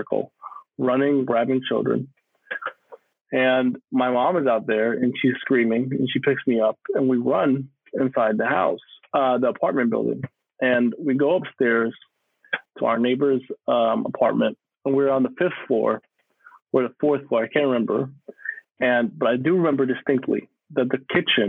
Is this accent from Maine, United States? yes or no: no; New York City, New York, United States; I was born and raised in the great state of New York, in Queens, New York